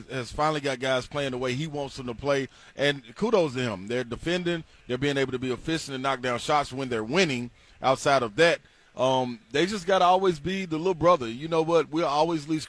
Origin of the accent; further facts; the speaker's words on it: Nashville, Tennessee, United States; also born or lived in Memphis, Tennessee / Chattanooga, Tennessee / Knoxville, Tennessee; I'm a Tennessee mutt. Like, you know, I was born in Memphis, bred in Chattanooga, and then raised in Nashville